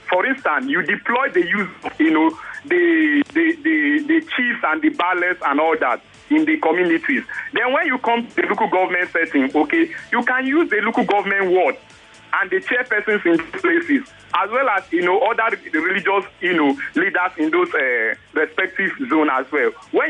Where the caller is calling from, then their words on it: Ojota, Lagos, Nigeria; calling from Ojota.